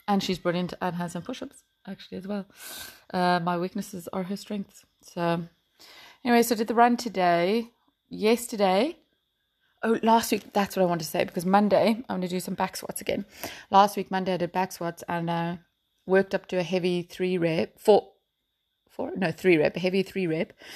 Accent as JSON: {"language": "English", "town": "Port Elizabeth", "region": "Eastern Cape", "country": "South Africa", "moved": "yes", "lives_now": "Ireland", "said": "I'm from Port Elizabeth, um, which is now called Mayberga"}